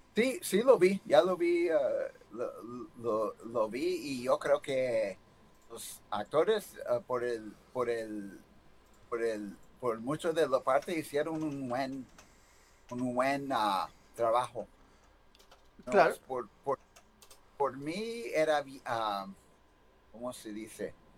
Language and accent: Spanish; United States; Yo nací aquí en los Estados Unidos, nomás mi, ah, mamá y papá, ah, mi mamá, más mi mamá hablaba puro español